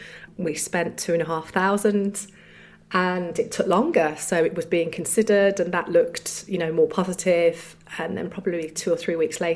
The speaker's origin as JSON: {"language": "English", "town": "Solihull", "region": "West Midlands", "country": "United Kingdom", "said": "we're from Solihull"}